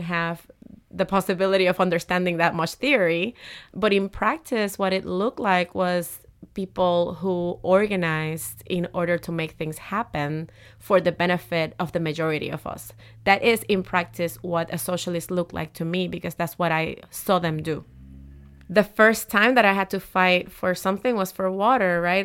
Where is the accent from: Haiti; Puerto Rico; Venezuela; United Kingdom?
Puerto Rico; Humacao; moved away; I grew up in Humacao, uh, a small town, uh, in the eastern coast of Puerto Rico.